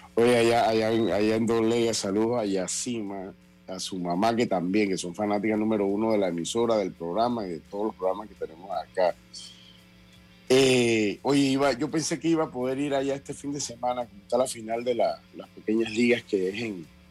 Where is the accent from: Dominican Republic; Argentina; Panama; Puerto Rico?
Panama; yo como panameño